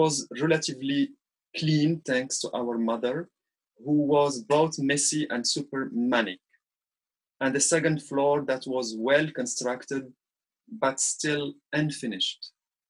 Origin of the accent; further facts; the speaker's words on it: Morocco; first language Arabic; English is a second language; I was born and raised in Arabic family in Morocco